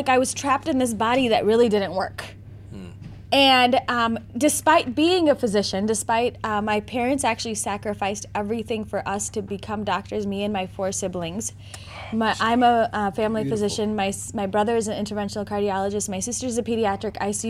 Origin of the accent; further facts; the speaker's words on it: Naperville, Illinois, United States; also born or lived in South Bend, Indiana; I have been born and bred in Naperville, Illinois.